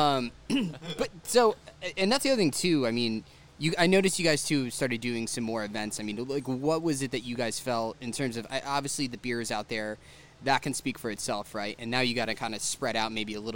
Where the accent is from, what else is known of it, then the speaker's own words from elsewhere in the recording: Clifton Park, New York, United States; now in Troy, United States; I grew up in Clifton Park, which is suburbia to the nines